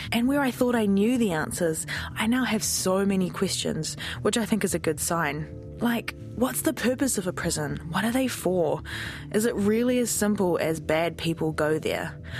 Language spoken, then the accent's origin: English; Auckland, New Zealand; I grew up in Auckland, lived here for my whole life.